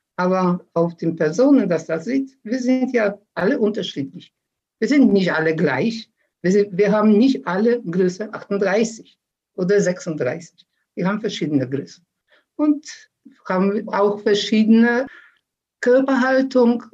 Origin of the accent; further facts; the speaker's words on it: Poland; now in Germany; in Polen noch